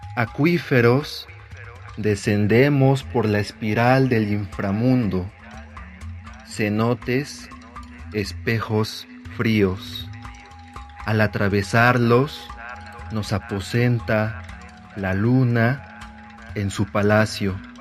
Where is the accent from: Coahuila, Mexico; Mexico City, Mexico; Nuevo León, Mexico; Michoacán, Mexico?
Mexico City, Mexico; mi alma mater es la fe Aragón y el mágico barrio de la Merced